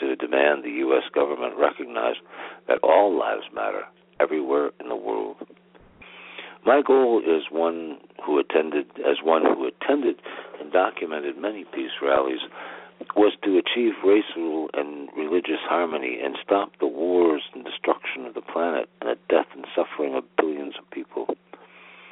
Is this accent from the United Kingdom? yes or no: no; United States; I was proud of America and being American in 2008